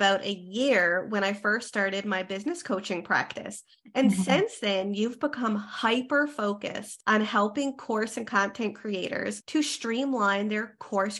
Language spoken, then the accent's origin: English; Canada; I am a Canadian social worker